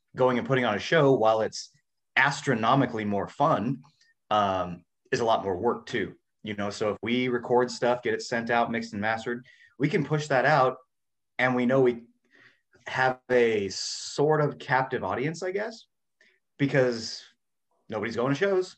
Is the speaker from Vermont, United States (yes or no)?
no; Washington, United States; also born or lived in California; now in Florida, United States; I was born in Washington State and lived in California for a while, so I'm like a West Coast guy.